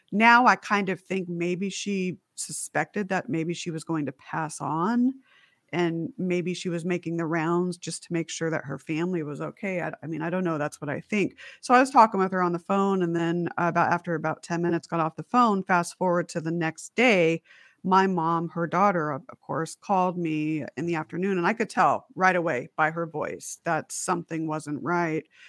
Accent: Las Vegas, Nevada, United States; also born or lived in Huntington Beach, California; I was born in Huntington Beach, California, and then my mom and dad and I moved to Las Vegas, and so it was our house in Las Vegas

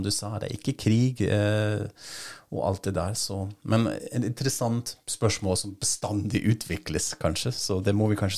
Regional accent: Germany; Fordi jeg er tysker og køer og denne misforståelsen

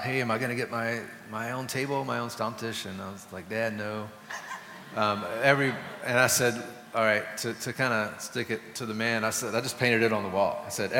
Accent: Germany; I grew up in Germany for a while. My dad was in the Air Force

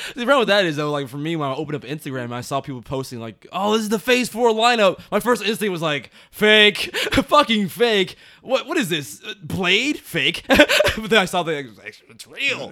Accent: United States; we as Americans

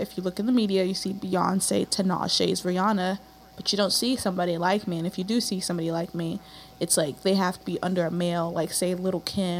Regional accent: Silver Spring, Maryland, United States; I'm from Silver Spring, Maryland, but my family comes from Zambia in South Africa, which is at the bottom of Africa.

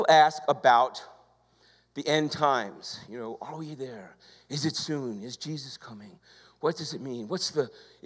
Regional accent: New York, United States; I'm from New York.

